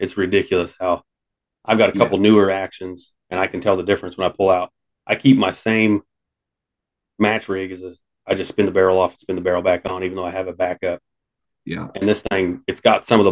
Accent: Midwest, United States; we're all Midwest folks

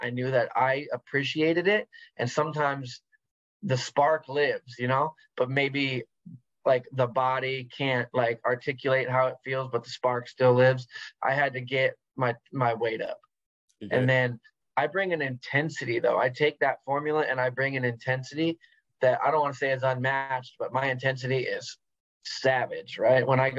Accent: West Coast, United States; Yeah, I've always been here. I've traveled, but I've always lived here.

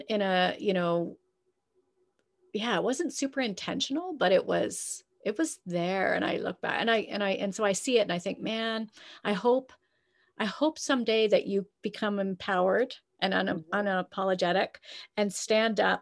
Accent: Canada

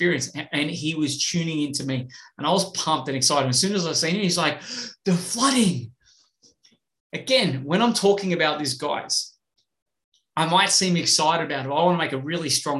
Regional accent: Australia; I'm from Australia

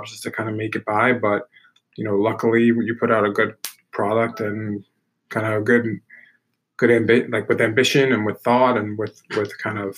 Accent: New York City, New York, United States; also born or lived in Pleasantville, New York; I grew up in Brooklyn. Um, you know, I always have to represent that because that's where my roots are.

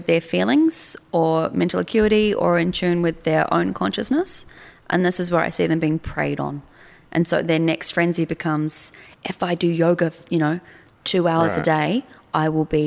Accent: New Zealand; also born or lived in Australia; I'm from New Zealand

